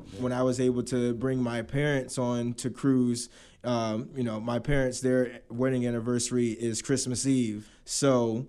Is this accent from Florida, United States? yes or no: yes; Navarre, Florida, United States; also born or lived in Okinawa, Japan; me being, like I said, this kid from Navarre, Florida, I was, you know, I was born in Okinawa, Japan, but, you know, through the Air Force. But I started dancing when I moved to Florida in 2002.